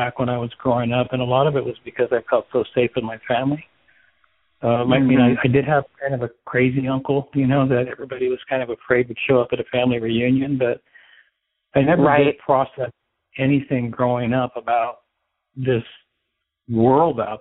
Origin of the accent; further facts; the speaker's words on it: central Arizona, United States; I grew up in central Arizona in a small town.